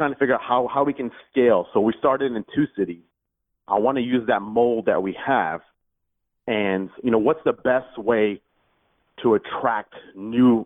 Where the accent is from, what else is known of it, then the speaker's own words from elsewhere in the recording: Houston, Texas, United States; I'm from Houston, Texas